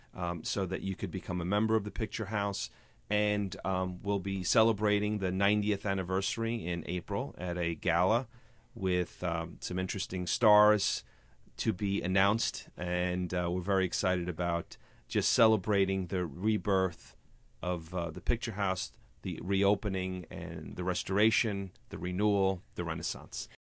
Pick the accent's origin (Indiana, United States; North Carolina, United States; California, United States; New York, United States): New York, United States; New Rochelle; also born or lived in Bronx, New York; I grew up in New Rochelle and in the Bronx